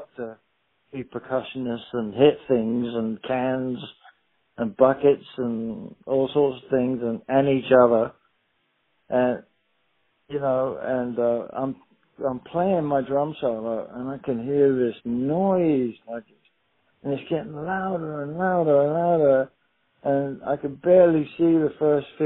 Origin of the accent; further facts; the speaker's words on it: England, United Kingdom; moved away as an adult; growing up in England